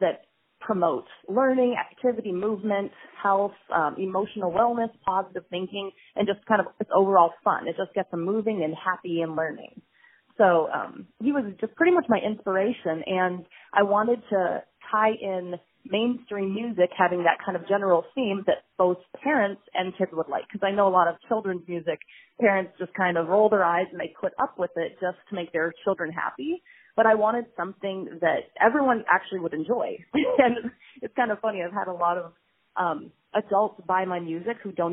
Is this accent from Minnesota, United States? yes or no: yes; Minnesota, United States; moved away; also born or lived in Arizona; I grew up in Minnesota